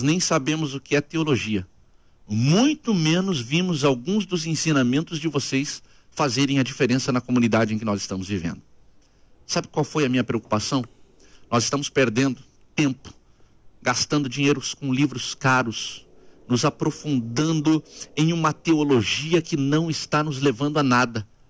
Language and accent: Portuguese; Curitiba, Paraná, Brazil; Nasci no Ministério da Assembleia de Deus em Curitiba.